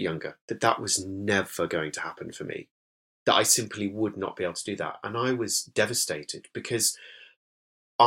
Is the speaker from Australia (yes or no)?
no; Whitby, Yorkshire and the Humber, United Kingdom; accent: northern lilt; moved away as an adult; born in Whitby in North Yorkshire, and I was raised there, well, sort of in villages near Whitby and then in Whitby itself for the first 18 years of my life.